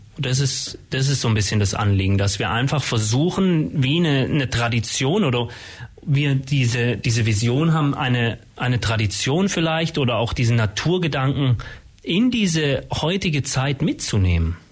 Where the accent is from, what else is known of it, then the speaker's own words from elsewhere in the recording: Ulm, Baden-Württemberg, Germany; Ich bin in Ulm geboren, habe jetzt lange, 30 Jahre fast in Ulm gewohnt und gearbeitet